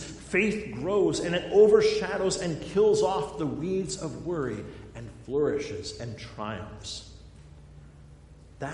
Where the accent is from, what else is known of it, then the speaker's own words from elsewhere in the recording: Black Hills of South Dakota, United States; now in Lowden, United States; I grew up in the Black Hills of South Dakota, in the granite mountains out there.